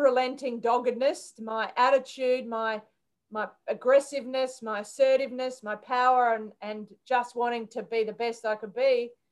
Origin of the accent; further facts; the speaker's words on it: Townsville, Brisbane, Queensland, Australia; We moved from Townsville to Brisbane.